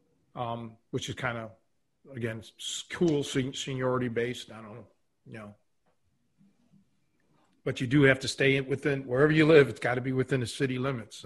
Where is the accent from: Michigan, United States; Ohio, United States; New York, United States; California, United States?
Ohio, United States; Cleveland; moved away as an adult; also born or lived in Chicago, Illinois; now in rural Illinois, near Chicago, United States; When I was raised, born and raised in Cleveland, I left Cleveland when I was 23.